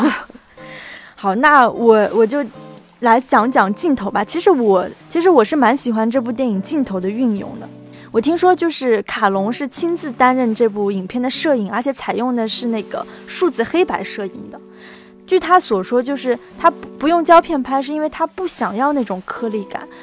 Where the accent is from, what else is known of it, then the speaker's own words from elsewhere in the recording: China; 我们中国人是讲前世今生的